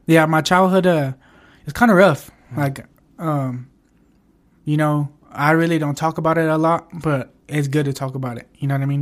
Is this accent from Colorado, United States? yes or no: yes; Pueblo, Colorado, United States; I'm born and raised here